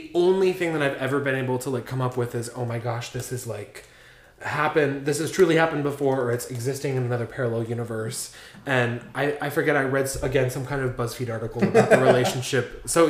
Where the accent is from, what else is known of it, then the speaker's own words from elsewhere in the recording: Cleveland, Ohio, United States; I'm from Cleveland.